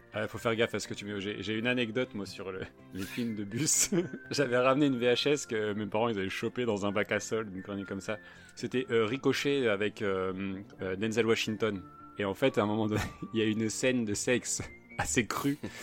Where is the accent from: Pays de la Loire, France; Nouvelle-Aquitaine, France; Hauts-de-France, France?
Hauts-de-France, France; the North; comme on est du Nord